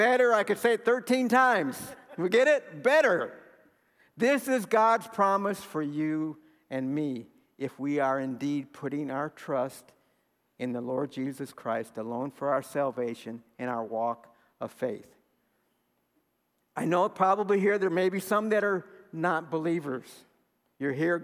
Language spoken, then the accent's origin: English; Seguin, Texas, United States; I'm from Seguin